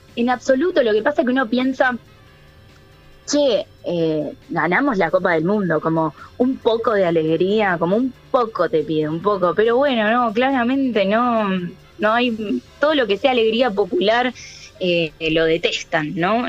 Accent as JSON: {"language": "Spanish", "country": "Argentina"}